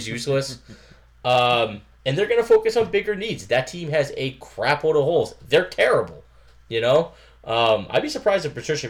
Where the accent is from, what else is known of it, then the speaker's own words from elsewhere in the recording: Massachusetts, United States; We're from Massachusetts, and it's cold.